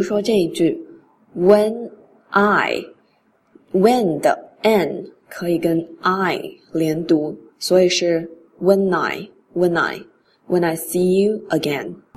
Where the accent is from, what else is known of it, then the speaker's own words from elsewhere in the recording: China; 我们中国人根据汉语的发音习惯是一字一句都要发清楚的